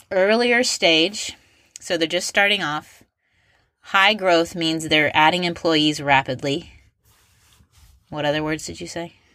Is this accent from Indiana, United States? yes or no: yes; Indianapolis, Indiana, United States; I'm from Indianapolis